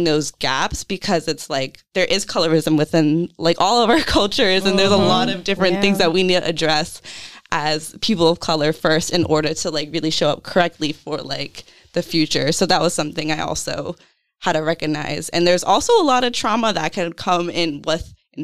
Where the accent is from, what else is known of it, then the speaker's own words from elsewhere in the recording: California, United States; also born or lived in Portsmouth, Rhode Island; now in Providence, United States; growing up in California